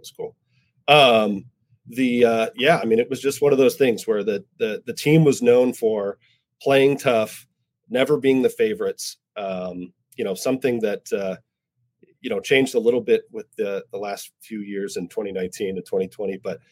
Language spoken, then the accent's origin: English; Baltimore, Maryland, United States; Growing up in Baltimore